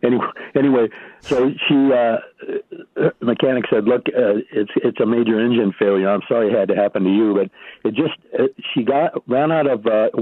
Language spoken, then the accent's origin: English; Midwest, United States; moved away; I was raised in the Midwest